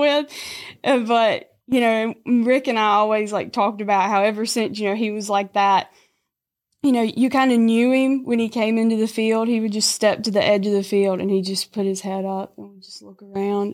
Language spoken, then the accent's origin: English; Lambert, Mississippi, United States; I'm from Lambert, Mississippi